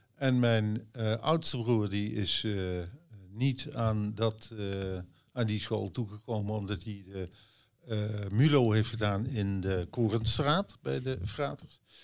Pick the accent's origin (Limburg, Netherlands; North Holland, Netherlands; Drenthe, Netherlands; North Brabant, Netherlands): North Brabant, Netherlands; Oss; Ik kom uit Os. Ik ben eigenlijk nooit langer dan 2,5 jaar een stuk uit Os